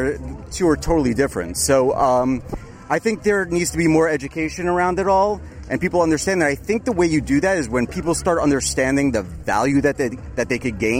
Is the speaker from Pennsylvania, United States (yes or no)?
no; New York City, New York, United States; I'm from Brooklyn, New York.